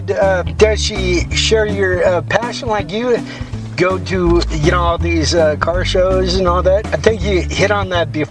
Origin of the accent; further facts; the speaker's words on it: Texas, United States; I'm from Texas, born and raised in Texas.